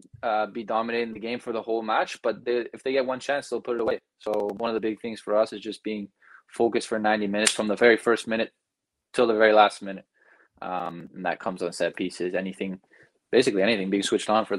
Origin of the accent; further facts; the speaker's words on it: Belgium; moved away as an adult; also born or lived in United States; now in Canada; I was born in the States, grew up there till I was about 8, and then I moved to Belgium, grew up there, moved to Canada for university